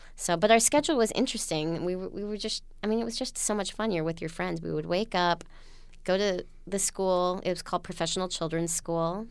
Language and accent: English; Utah, United States; born or raised there; now in New York City, United States